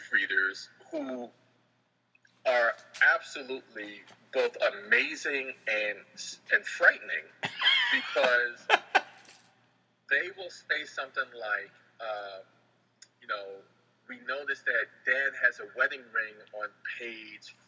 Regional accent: New York City, New York, United States; my life of growing up in Washington Heights

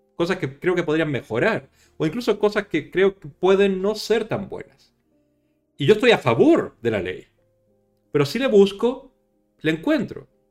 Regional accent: Chile; yo soy chileno

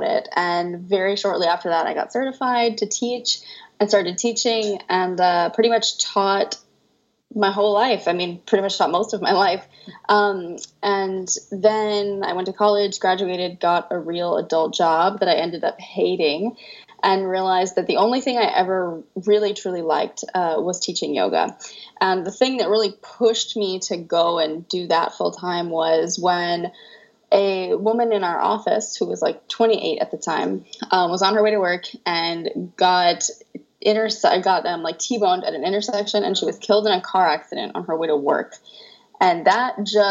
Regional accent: Tampa, Florida, United States; moved away as an adult; now in France; So I'm from Tampa, Florida. I was born a little outside of Tampa, but I was raised my whole life in Tampa.

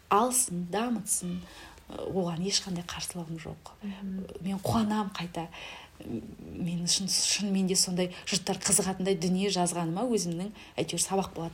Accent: Kazaly, Kyzylorda Region, Kazakhstan; moved away as an adult; now in Aral, Kazakhstan; қазалының қызымын өзім аралға тұрмысқа шықтым

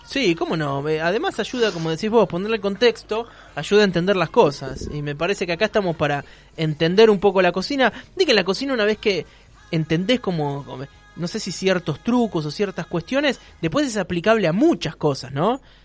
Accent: Argentina

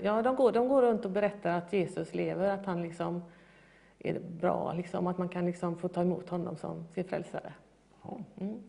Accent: Gothenburg, Västra Götaland, Sweden; jag får nog kalla mig för urgöteborgare

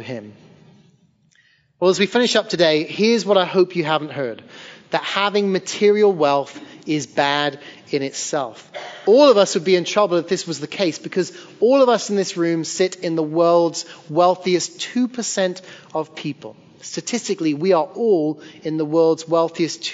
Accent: Hereford, West Midlands, United Kingdom; moved away as an adult; also born or lived in Liverpool; now in Sullivan's Island, United States; I left my hometown of Hereford, England, moved north about 2 hours to become a youth pastor in Liverpool

